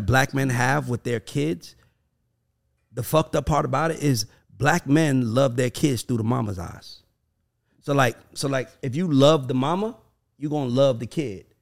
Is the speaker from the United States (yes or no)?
yes; the South, United States; I'm from the South